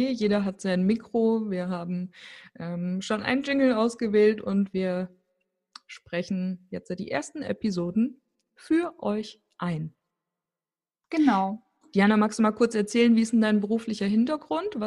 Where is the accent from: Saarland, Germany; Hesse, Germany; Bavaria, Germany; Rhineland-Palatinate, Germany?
Hesse, Germany; Fulda; born there; now in Rothenburg ob der Tauber, Germany; ich lebe in Rodenburg auf der Tauber, bin gebürtig aus Fulda.